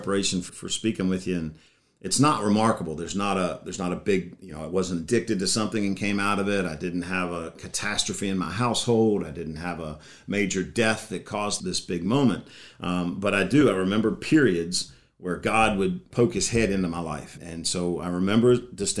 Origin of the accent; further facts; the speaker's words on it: Bridgewater, Virginia, United States; I grew up in this area, went to Turner Ashby High School, Bridgewater Elementary School, been in the Shenandoah Valley forever